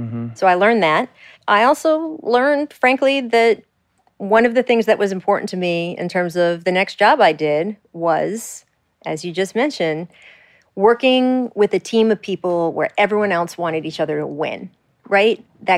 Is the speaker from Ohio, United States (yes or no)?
no; Washington, District of Columbia, United States; And, you know, I grew up on newspapers and I grew up in the Washington, D.C. area.